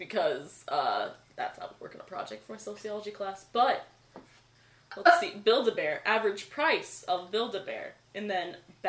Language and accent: English; United States; I'm American.